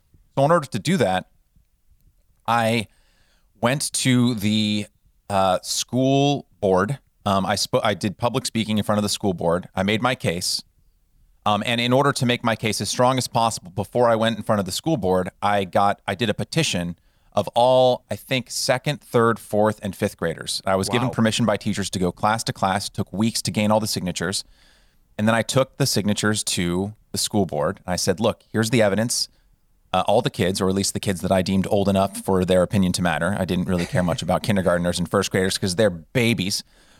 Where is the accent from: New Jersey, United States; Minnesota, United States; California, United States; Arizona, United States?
California, United States; now in Los Angeles, United States; But I grew up in Northern California and came to Los Angeles to pursue grad school at USC